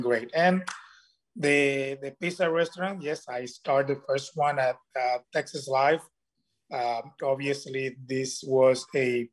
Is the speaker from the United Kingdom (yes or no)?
no; Vega Baja, Puerto Rico; my hometown in Vega Baja, Puerto Rico. And so basically a lot of the guys that work in the farm, I grew up with them